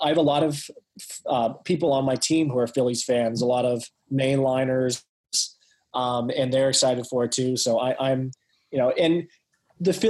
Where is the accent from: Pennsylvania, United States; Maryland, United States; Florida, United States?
Pennsylvania, United States; Pittsburgh; I was born and raised in Pittsburgh